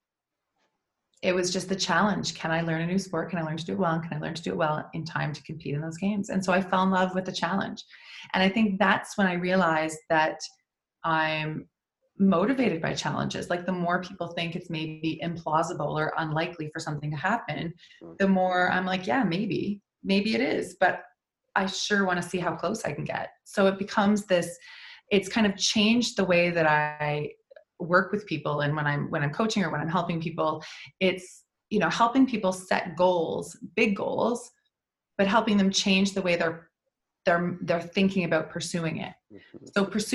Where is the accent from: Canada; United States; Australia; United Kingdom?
Canada; Prince Edward Island; I grew up in Prince Edward Island.